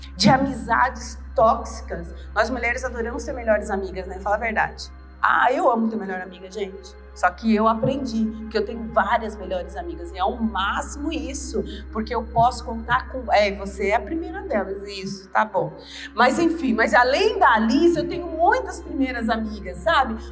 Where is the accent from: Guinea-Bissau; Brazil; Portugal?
Brazil; Recife, Pernambuco; moved away; eu vim da favela de Recife. Eu saí dessa cidade, eu não tinha nem um segundo grau.